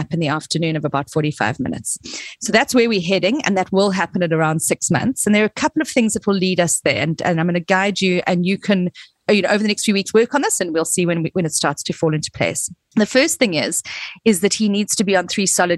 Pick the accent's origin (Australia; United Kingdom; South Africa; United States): South Africa; I come from South Africa